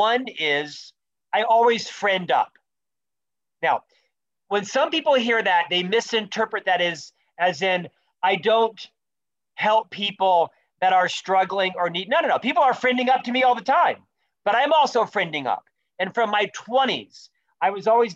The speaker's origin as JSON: {"language": "English", "town": "Orlando", "region": "Florida", "country": "United States", "also_born_or_lived": "London / Chicago / Utah", "moved": "as an adult", "lives_now": "Salt Lake City, United States", "said": "I'm from Orlando, Florida, originally. I was a Florida boy"}